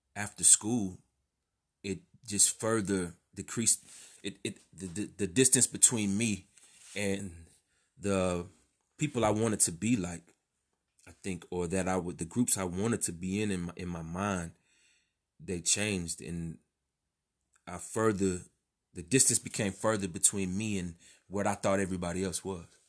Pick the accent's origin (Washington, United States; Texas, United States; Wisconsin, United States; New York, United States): Texas, United States; I grew up in Texas